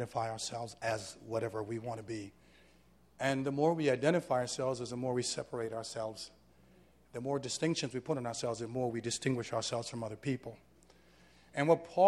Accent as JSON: {"language": "English", "country": "Jamaica", "lives_now": "New York, United States", "said": "I'm a Jamaican man. My father is from Cuba"}